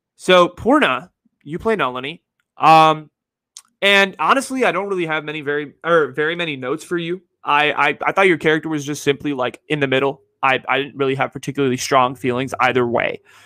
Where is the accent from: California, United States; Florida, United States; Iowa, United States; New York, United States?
California, United States; Bay Area; growing up in the Bay and going to my high school